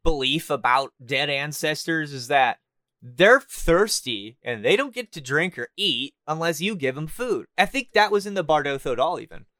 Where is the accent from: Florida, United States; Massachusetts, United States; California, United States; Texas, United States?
California, United States; Southern; moved away as an adult; now in Canada; I'm from Southern California, and I have been in Canada for a month now